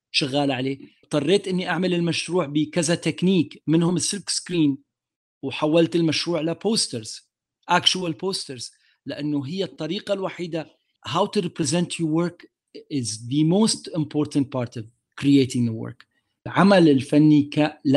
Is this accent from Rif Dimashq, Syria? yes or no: no; Damascus, Damascus Governorate, Syria; moved away; ماي ماي دماسكس باك جراوند انا ربيت حياتي في سوريا وفي دمشق عربي ابن المنطقه